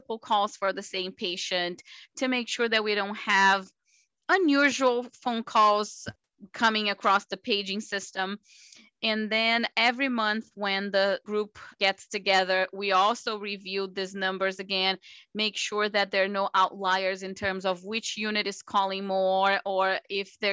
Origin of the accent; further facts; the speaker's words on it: Brazil; moved away as an adult; also born or lived in Miami, United States; now in United States; I'm originally from Brazil. I did residency in Brazil